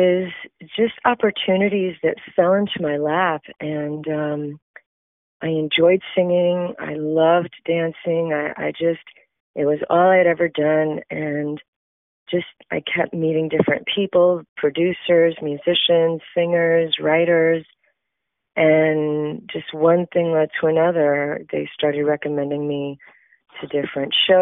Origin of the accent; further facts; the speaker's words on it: South Florida, United States; I am actually from South Florida